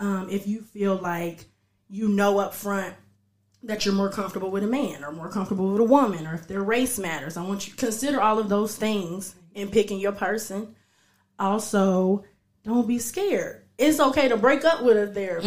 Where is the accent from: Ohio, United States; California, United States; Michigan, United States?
Ohio, United States; Dayton; I'm actually right from here, Dayton, Ohio. Um, yeah, I'm from here. I grew up here